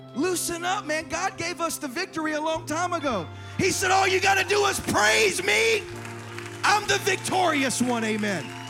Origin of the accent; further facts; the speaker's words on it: South Carolina, United States; now in Irvine, United States; I grew up in South Carolina in a church with pews.